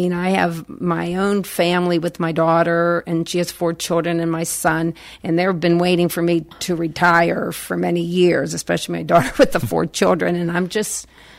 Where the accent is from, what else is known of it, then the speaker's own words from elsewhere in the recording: Natrona Heights, Pennsylvania, United States; Yes, I enjoyed growing up in Natrona Heights.